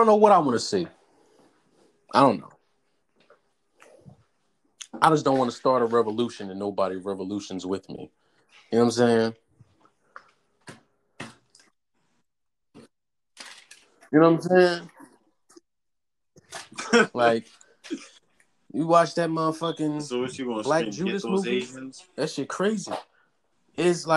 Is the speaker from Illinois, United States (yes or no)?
no; New Jersey, United States; now in Philadelphia, United States; I'm from Jersey.